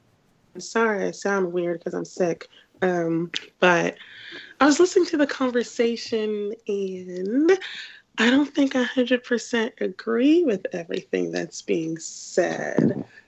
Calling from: St. Louis, Missouri, United States; Hello, it's … in St. Louis.

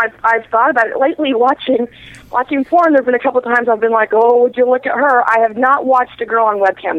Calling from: Syracuse, New York, United States; in Syracuse.

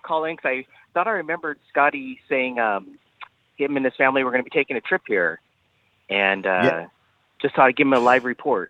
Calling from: Hawaii, United States; I should say aloha. I'm calling from the Aulani.

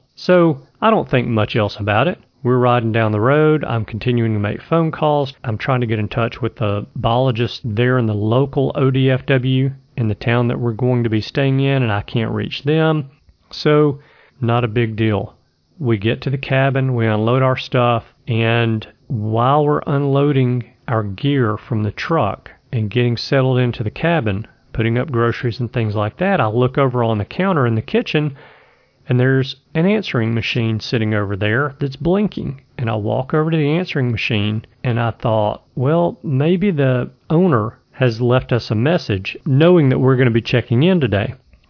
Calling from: Birmingham, Alabama, United States; I am calling from Birmingham, Alabama. Actually, I live in Birmingham, Alabama, but I'm calling from somewhere in Idaho.

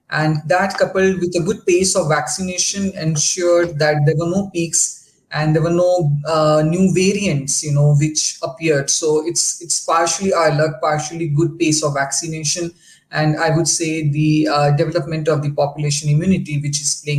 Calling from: Delhi, India; I'm calling from Delhi.

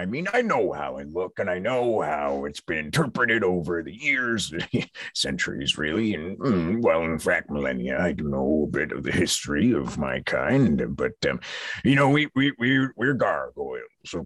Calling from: St. John's, Newfoundland and Labrador, Canada; I'm coming from St. John's in Newfoundland. Just outside of St. John's. I've parked my trailer here. I'm seeing the sights.

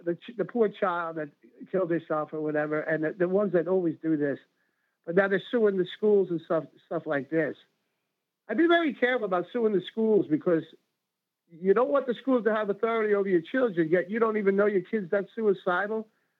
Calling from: New Jersey, United States; … from New Jersey.

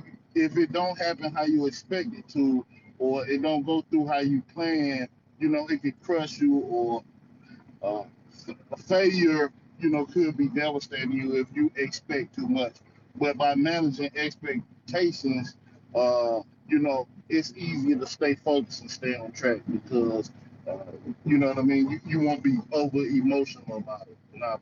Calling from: North Carolina, United States; This is Brother Arth. I'm coming from North Carolina territory.

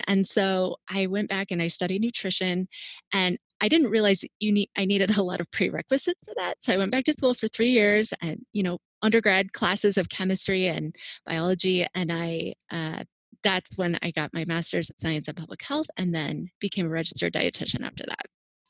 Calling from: Maryland, United States

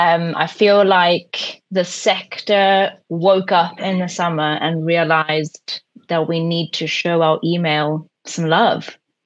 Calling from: Newcastle, North East England, United Kingdom

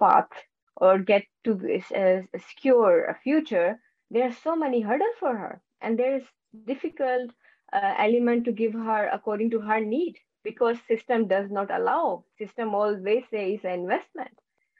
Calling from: Netherlands; I'm joining from Netherlands in a very rainy and very Dutch weather today.

